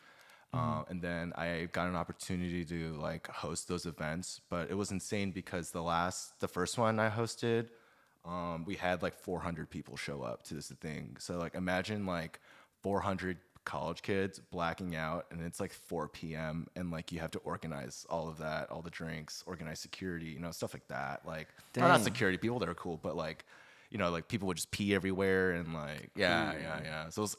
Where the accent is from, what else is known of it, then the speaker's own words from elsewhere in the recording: Suwon, Gyeonggi Province, South Korea; born there; moved away; So I was born in Suwon. I moved to K-Town, like I want to say in 2000.